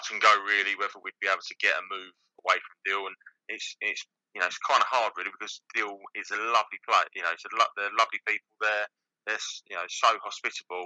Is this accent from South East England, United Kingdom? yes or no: yes; Canterbury, South East England, United Kingdom; I'm from Canterbury, I played for Canterbury